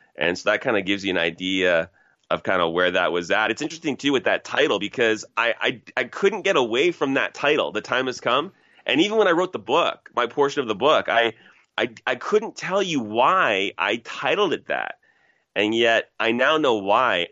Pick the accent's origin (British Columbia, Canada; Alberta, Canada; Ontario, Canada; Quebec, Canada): Ontario, Canada; Toronto; I'm from Toronto originally. Grew up in a place called Scarborough, Ontario, which is basically uh, not even a suburb, but really connected to Toronto proper